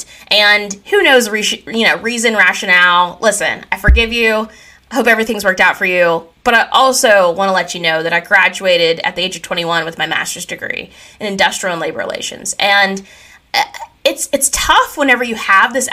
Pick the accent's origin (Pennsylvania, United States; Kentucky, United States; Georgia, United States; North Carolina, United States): Pennsylvania, United States; I grew up in Katanning, Pennsylvania, and it is a small town.